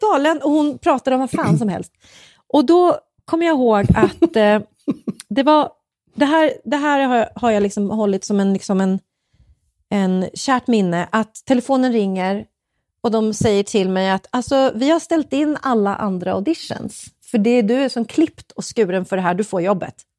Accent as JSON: {"language": "Swedish", "town": "Uppsala", "region": "Uppsala County", "country": "Sweden", "also_born_or_lived": "Stockholm", "moved": "as an adult", "said": "jag är från Uppsala"}